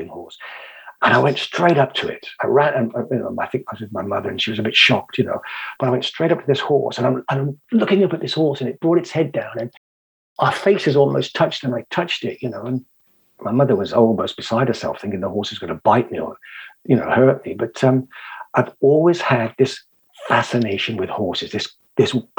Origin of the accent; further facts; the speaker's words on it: England, United Kingdom; also born or lived in Cotswolds / Israel / United States; I'm an Englishman